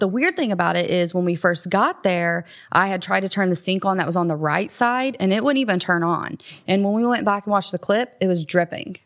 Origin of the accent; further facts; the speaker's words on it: Columbus, United States; I grew up, born and raised in Columbus